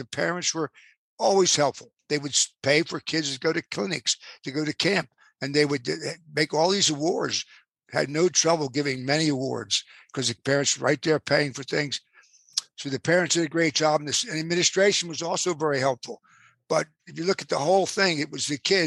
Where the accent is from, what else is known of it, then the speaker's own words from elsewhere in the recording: Plymouth Meeting, Pennsylvania, United States; also born or lived in Abington, Pennsylvania; I ran the recreation department in my hometown, which was Plymouth Meeting